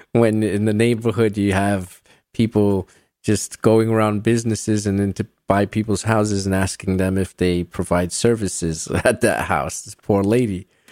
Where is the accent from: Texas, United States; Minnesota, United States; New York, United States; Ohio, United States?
New York, United States; New York City; I grew up in New York City